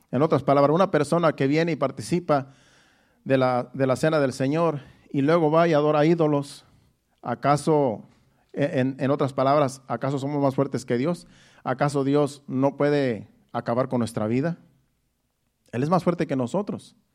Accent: Mexico; moved away; Cuando yo me vine de México, todavía mi mamá me echó la bendición.

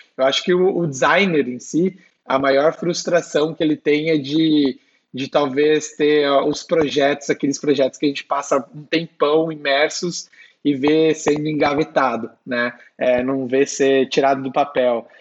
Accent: São Bernardo do Campo, São Paulo, Brazil; now in São Paulo, Brazil; sou de São Bernardo, né, a Detroit brasileira aí

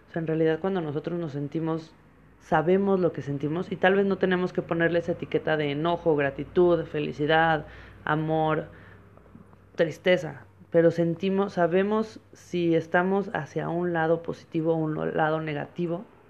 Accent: Mexico; yo soy una mujer mexicana

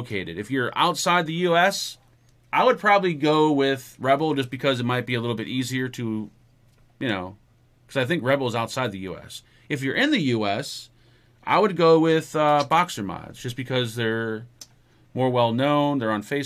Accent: United States; I'm American

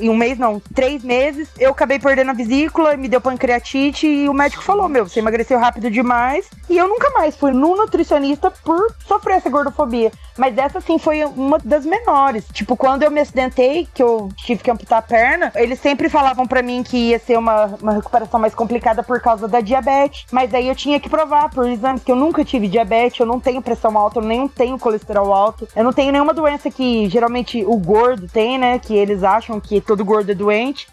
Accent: Paraná, Brazil; Eu tenho 32 anos, sou do Paraná

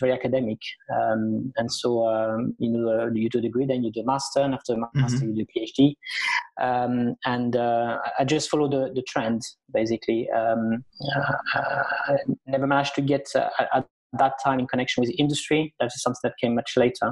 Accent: France; moved away as an adult; also born or lived in Spain; now in United Kingdom; My parents emigrated to France when I was 4 years old. My dad was an economic migrant, and then I did all my education in France

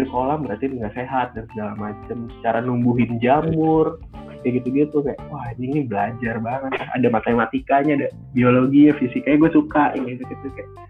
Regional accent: Purwokerto, Central Java, Indonesia; karena gue orang Purwokerto kan jadi gue tahu mendoan yang eh, enak banget tuh gimana

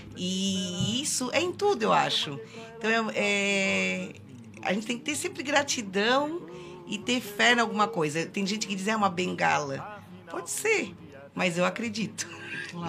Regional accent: Mazatlán, Sinaloa, Mexico; first language Spanish; Portuguese is a second language; also born or lived in Laguna, Brazil; now in Brazil; Mazatlán, que, que é a minha cidade natal no México

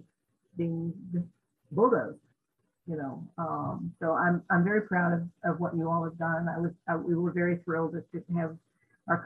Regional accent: Denver, Colorado, United States; I was born in Denver, and it was a much smaller town back then.

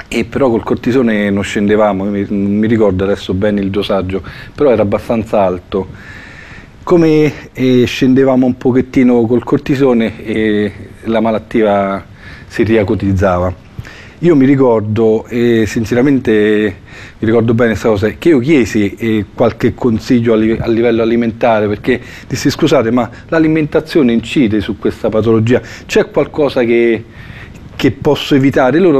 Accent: Fiuggi, Lazio, Italy; Sono di Fiuggi e il 26 luglio compirò 49 anni

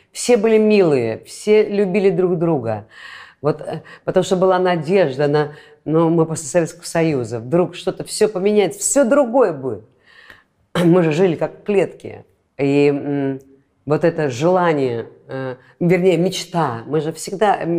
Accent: Latvia; Латышка. Я латышка.

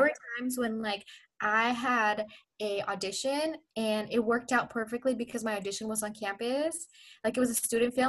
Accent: Southern California, United States; also born or lived in Pakistan / Orange County / Los Angeles; I have lived in SoCal my entire life

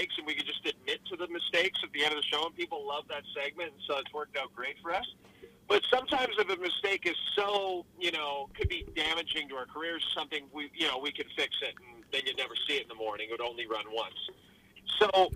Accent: Northern Alberta, Canada; growing up in Northern Alberta

